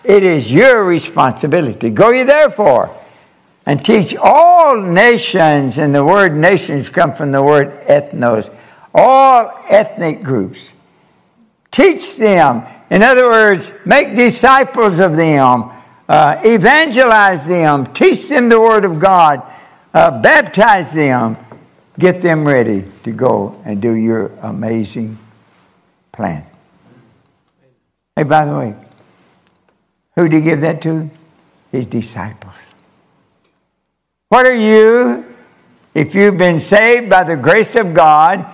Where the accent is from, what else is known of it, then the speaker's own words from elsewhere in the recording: Kentucky, United States; moved away as an adult; also born or lived in Japan; I'm from Kentucky. We have a difficult time with English.